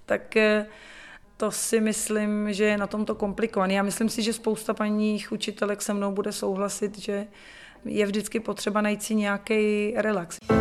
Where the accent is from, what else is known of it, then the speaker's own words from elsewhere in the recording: Czechia; also born or lived in England; vrátila jsem se domů jako sebevědomá Češka